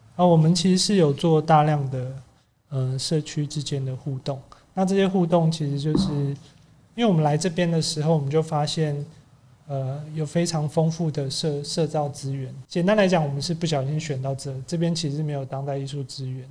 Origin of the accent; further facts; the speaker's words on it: Taipei, Taiwan; 我小时候其实是念旁边的万达国小，因为我妈是学校老师，所以我从大概两三岁的时候一路到小二都一直在这边